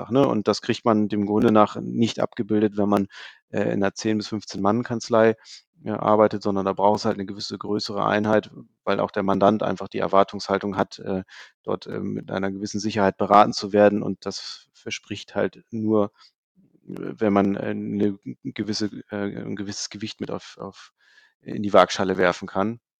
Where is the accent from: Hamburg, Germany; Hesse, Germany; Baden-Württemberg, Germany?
Hamburg, Germany; Also ich komme selber aus dem Süden von Hamburg, äh, wohne Richtung Lüneburg